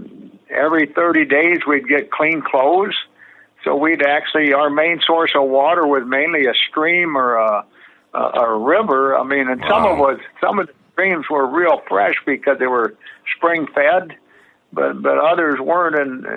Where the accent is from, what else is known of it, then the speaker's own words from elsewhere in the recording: Midwest, United States; And I guess I felt we had an advantage because we grew up in the Midwest.